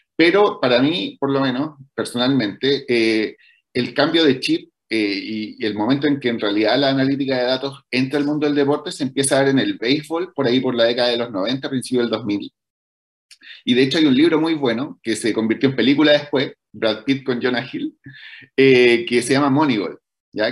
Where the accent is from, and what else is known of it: Chile